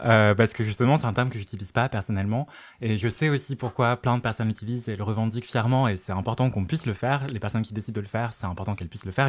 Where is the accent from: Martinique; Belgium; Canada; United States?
Martinique; je viens de la Martinique